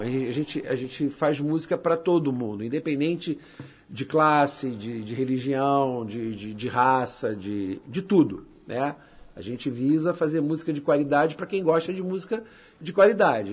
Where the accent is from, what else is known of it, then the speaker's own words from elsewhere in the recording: Nova Iguaçu, Rio de Janeiro, Brazil; moved away as an adult; now in Belém, Brazil; Eu sou natural de Nova Iguaçu, no estado do Rio de Janeiro. Sou carioca, né? Rio de Janeiro. Só que eu moro em Belém do Pará já há nove anos.